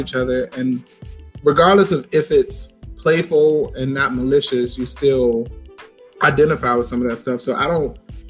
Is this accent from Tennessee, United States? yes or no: no; Richmond, Virginia, United States; where I grew up in Richmond